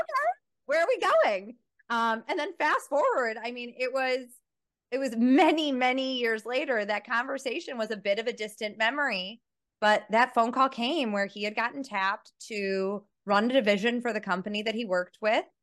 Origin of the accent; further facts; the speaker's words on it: Chicago, Illinois, United States; moved away as an adult; now in Johannesburg, South Africa; I'm someone who grew up in a suburb of Chicago